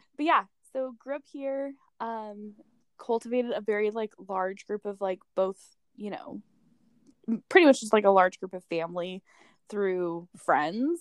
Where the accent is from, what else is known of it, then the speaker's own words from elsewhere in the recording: East Bay, Bay Area, California, United States; I grew up in California in the Bay Area, um, in the East Bay. Um, my whole life, my family's here